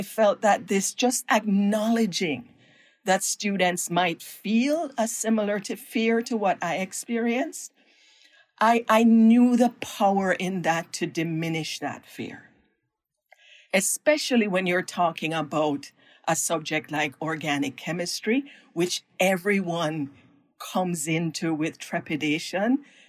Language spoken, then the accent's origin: English; Jamaica; moved away as an adult; now in United States; my own background growing up in Jamaica